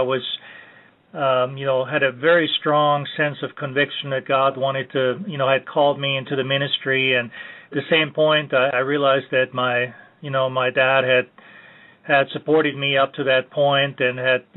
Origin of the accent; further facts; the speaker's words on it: Vienna, Austria; moved away as an adult; also born or lived in South Carolina, United States; now in Wake Forest, United States; I grew up in Vienna, Austria, in a Roman Catholic home